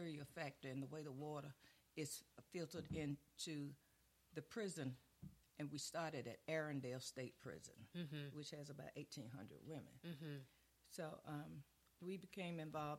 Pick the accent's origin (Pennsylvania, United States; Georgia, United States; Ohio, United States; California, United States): Georgia, United States; Brunswick; my hometown, Brunswick, Georgia